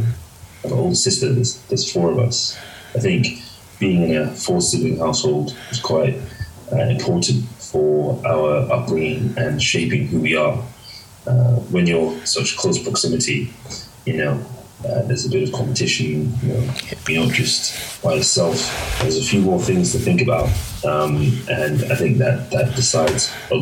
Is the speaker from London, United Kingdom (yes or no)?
yes; London, United Kingdom; born or raised there; also born or lived in Hackney, London